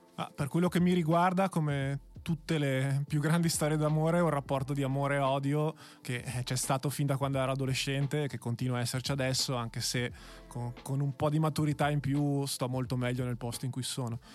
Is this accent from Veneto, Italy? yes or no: yes; Verona, Veneto, Italy; io che ho fatto il Maffei come, come liceo, quindi sono veronese doc